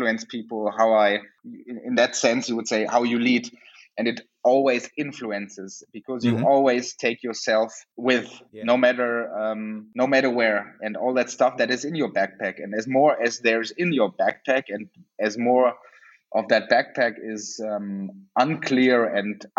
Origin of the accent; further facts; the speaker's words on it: Germany; also born or lived in South Africa; I come from Germany